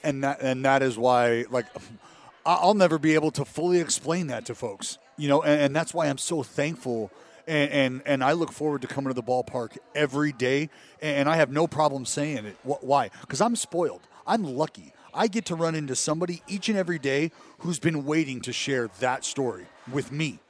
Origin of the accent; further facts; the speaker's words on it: Stockton, California, United States; also born or lived in Sacramento / Oakland; growing up in Stockton